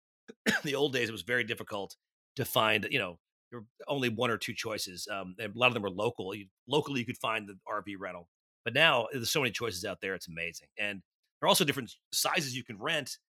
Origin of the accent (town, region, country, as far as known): New York, United States; born or raised there